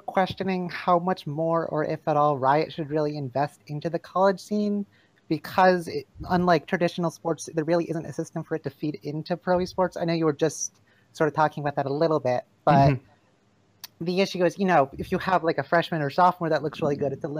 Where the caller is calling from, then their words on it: Vermont, United States; I am calling from Vermont